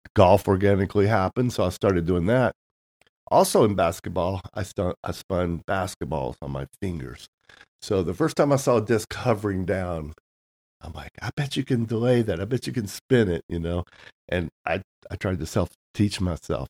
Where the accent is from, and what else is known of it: Tennessee, United States; born or raised there; moved away as an adult; also born or lived in San Diego, California; now in Nashville, United States